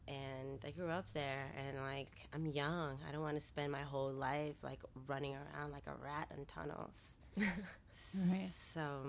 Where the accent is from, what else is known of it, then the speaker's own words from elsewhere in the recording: New York City, New York, United States; moved away as an adult; also born or lived in Dominican Republic / Brooklyn; now in San Francisco, United States; I grew up in New York, in the South Bronx, and lived the majority of my adult life in Brooklyn. And I'm from the Caribbean, where I also spent a third of my life.